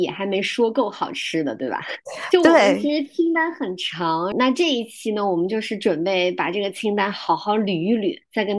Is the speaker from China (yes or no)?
yes; Zhejiang, China; 我作为浙江人